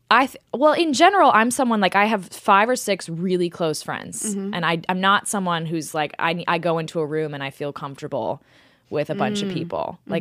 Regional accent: Texas, United States; now in New York, United States; I was born here, but I grew up in Texas.

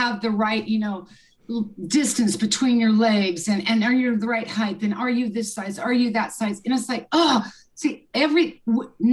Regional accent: Lawrence, Kansas, United States; I grew up in Kansas, Lawrence, Kansas. I'm a Midwest girl

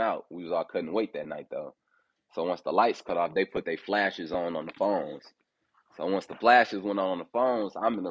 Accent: Fort Wayne, Indiana, United States; moved away as an adult; also born or lived in Detroit, Michigan; I was born in Detroit. And I was like raised in Fort Wayne, Indiana. And I moved to Indianapolis when I had like started boxing when I was 18

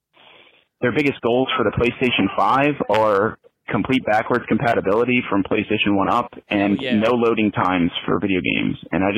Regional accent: Delaware, United States; I hail from Delaware.

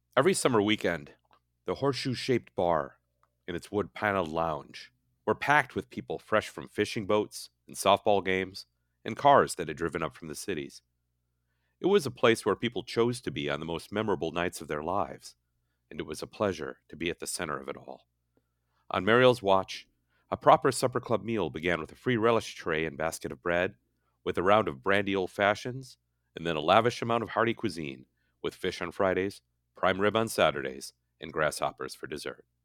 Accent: Hastings, Minnesota, United States; moved away as an adult; now in California, United States; my hometown of Hastings

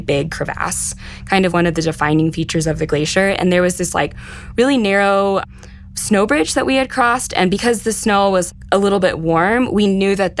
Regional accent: Texas, United States; born or raised there

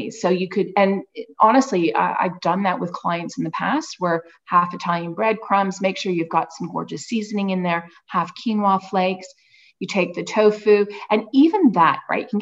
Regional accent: Australia; I'm originally from Australia, despite the accent.

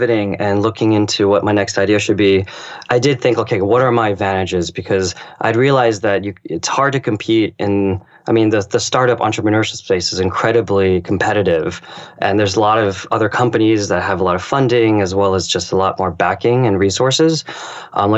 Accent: United States; also born or lived in Japan; my ethnic background is Chinese. I was born in America

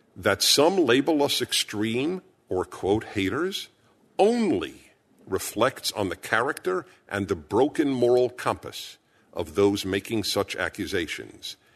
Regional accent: New York City, New York, United States; I was born in Brooklyn, New York.

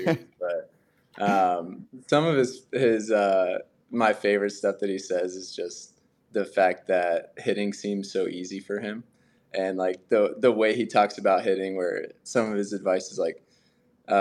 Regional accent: Eustis, Florida, United States; I'm like from Eustis, the town.

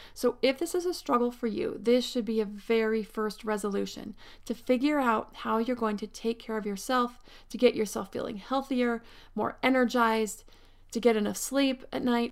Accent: Pennsylvania, United States; born or raised there; now in Southern California, United States

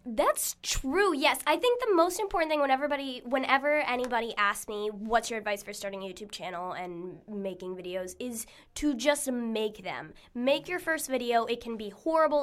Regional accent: Arizona, United States; moved away; where I grew up in Arizona

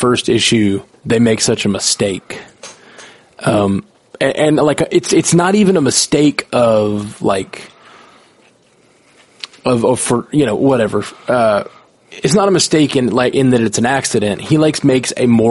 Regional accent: Alabama, United States; I grew up in Alabama

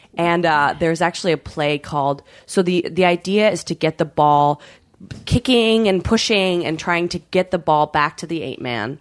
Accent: British Columbia, Canada; I grew up in Canada

